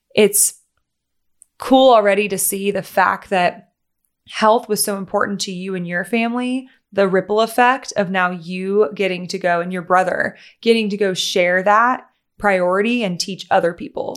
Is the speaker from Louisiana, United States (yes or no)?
yes; Louisiana, United States; moved away; also born or lived in Tennessee; I grew up in Louisiana and then I moved to Tennessee